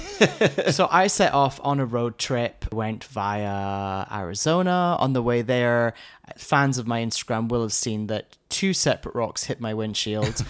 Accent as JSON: {"language": "English", "region": "Scotland", "country": "United Kingdom", "moved": "yes", "said": "I'm Scottish."}